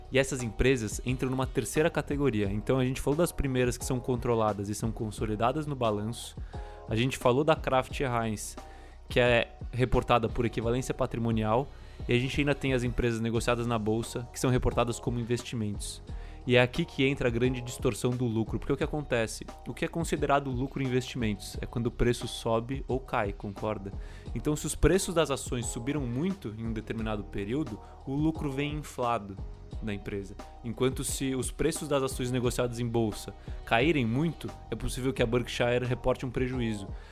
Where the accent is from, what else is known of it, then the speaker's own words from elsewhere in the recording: Brazil; a gente é brasileiro